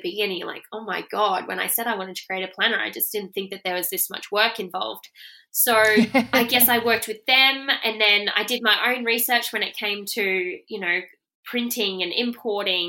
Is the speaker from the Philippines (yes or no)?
no; Rockhampton, Queensland, Australia; I'm from Rockhampton